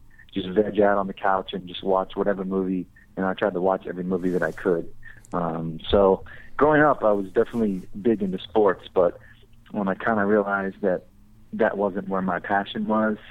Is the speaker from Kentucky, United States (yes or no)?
yes; Corbin, Kentucky, United States; moved away as an adult; now in Los Angeles, United States; I grew up in Corbin, Kentucky